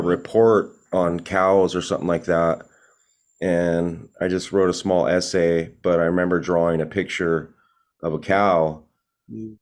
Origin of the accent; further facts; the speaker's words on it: Long Beach, California, United States; also born or lived in Corona, California / Los Angeles, California; that's where I grew up in Long Beach, pretty much most of my life